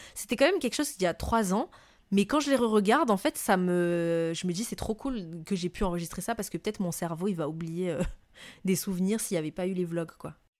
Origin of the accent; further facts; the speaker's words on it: Madagascar; moved away as an adult; also born or lived in Montpellier, France; now in France; ce que je vivais moi en France en tant que malgache étrangère euh, qui arrive de Madagascar